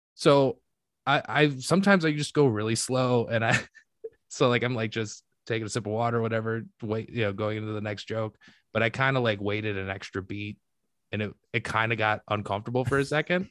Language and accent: English; Michigan, United States; now in Chicago, United States; I love living in Chicago and like but I'm I'm from Michigan